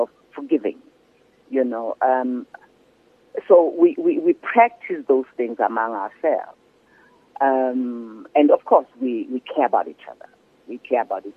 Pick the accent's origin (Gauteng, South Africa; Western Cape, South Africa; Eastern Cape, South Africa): Gauteng, South Africa; Soweto; moved away as an adult; also born or lived in New York, United States; I'm coming from Soweto